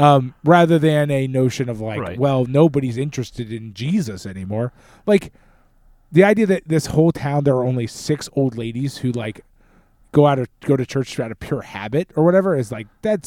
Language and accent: English; United States; But like, to me, like, and again, we're American, so it's a little bit different